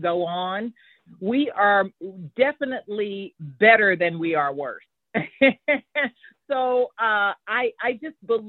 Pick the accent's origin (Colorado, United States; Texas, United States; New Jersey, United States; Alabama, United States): Texas, United States; Houston; I'm a native of Houston, Texas, still living here